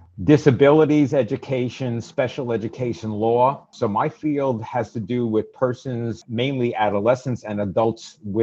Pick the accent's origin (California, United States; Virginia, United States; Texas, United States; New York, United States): New York, United States; New York City; also born or lived in Brooklyn, New York / White Plains, New York; Yes, I was born in Bronx, New York. My parents also born in New York City. Grandparents from Eastern Europe. But yes, love New York my whole life. There was a long period of time after I grew up in the Bronx as a teenager in Brooklyn, in Coney Island, by the way.